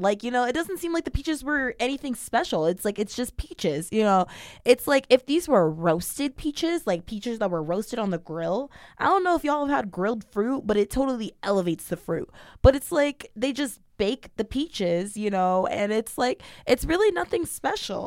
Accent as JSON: {"language": "English", "town": "Sacramento", "region": "California", "country": "United States", "said": "I'm not from Central California. I'm from NorCal."}